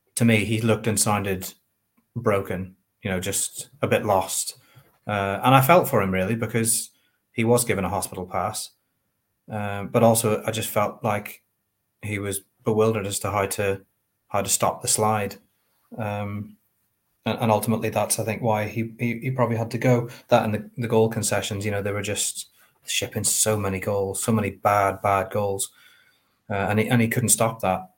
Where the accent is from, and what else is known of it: Northern Ireland, United Kingdom